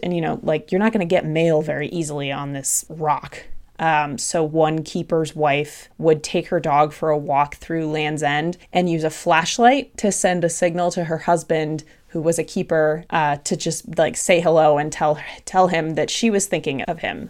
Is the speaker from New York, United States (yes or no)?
no; Boston, Massachusetts, United States; moved away; Growing up in New England, and especially in the Boston area